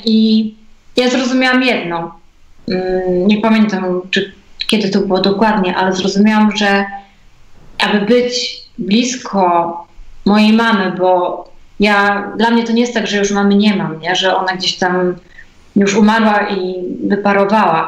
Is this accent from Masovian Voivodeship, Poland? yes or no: no; Biały Bór, West Pomeranian Voivodeship, Poland; ja pochodzę z Białego Boru